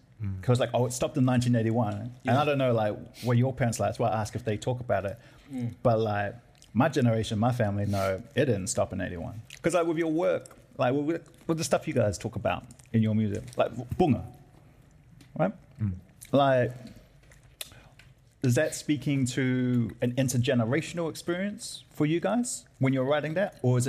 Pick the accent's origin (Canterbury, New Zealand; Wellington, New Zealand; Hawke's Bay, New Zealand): Wellington, New Zealand; I'm from Newtown down in Wellington. family's old school, came over on the boats. Dad was 10 years old on a banana boat back in the day.